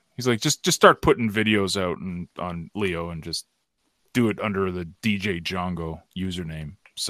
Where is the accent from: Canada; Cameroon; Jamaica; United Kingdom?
Canada; I'm Canadian too